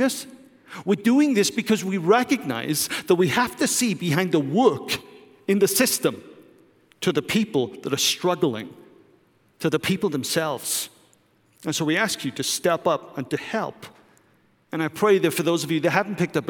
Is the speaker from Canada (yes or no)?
no; United Kingdom; moved away; I'm British